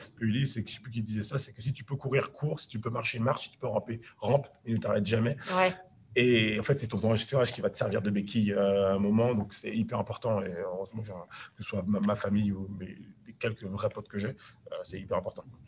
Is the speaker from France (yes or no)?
yes; France; j'ai grandi, je suis né en banlieue